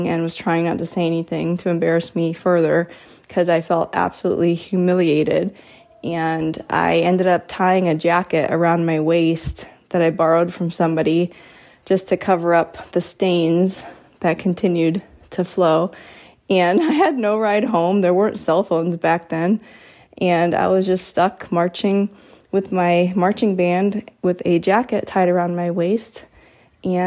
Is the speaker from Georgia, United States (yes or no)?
no; Florida, United States; I grew up in Florida